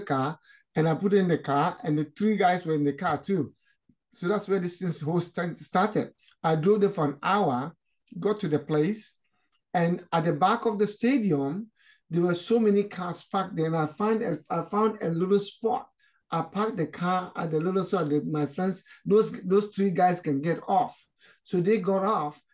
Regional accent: Ghana; moved away as an adult; also born or lived in Nigeria; now in Canada; I was actually born in Nigeria. I'm originally from Ghana. My parents came from Ghana, but originally I was born in Nigeria. So, and my parents moved back to Ghana. So when I grew up, I wanted to go back to where I was born in Nigeria

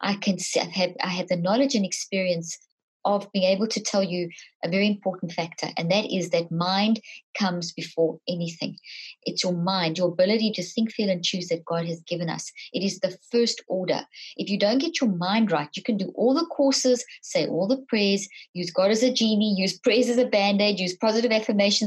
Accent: South Africa; moved away; also born or lived in Zimbabwe; I was born in Zimbabwe, grew up in South Africa.

